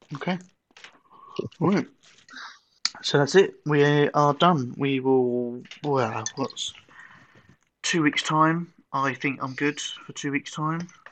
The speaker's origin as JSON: {"language": "English", "country": "United Kingdom", "moved": "yes", "said": "I'm going to be allowed back in, because I'm British"}